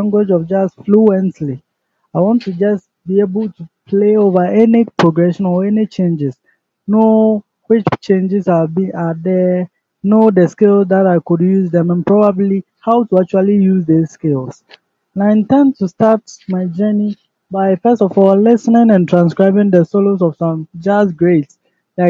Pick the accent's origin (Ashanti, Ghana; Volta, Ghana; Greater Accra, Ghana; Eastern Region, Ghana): Eastern Region, Ghana; Koforidua; I'm from Ghana, Koforidua.